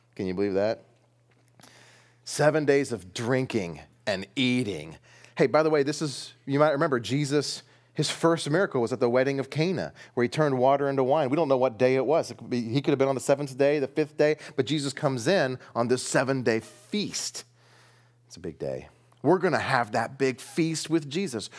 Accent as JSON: {"language": "English", "country": "United States", "said": "we're in the West. We're American."}